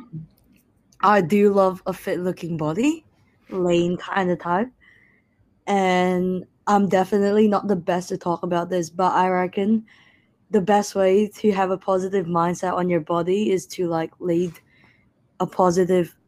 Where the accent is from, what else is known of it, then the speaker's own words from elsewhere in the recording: Indonesia; I'm 19 years old, and I'm from Indonesia.